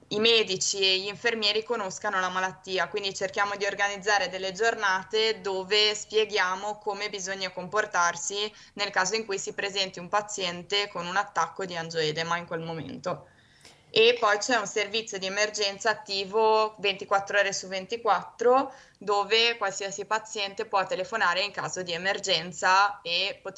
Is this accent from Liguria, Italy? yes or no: yes; Genoa, Liguria, Italy; ho 23 anni e sono di Genova.